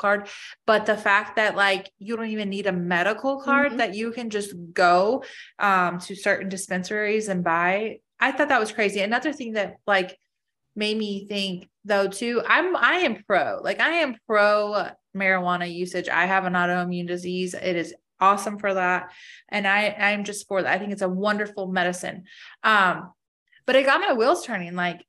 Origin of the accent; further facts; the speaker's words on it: Arizona, United States; moved away; also born or lived in Colorado; I grew up in Arizona, but I think that's like the wild, wild West. Like, it's not really like the Midwest. It's like cowboys and all that stuff.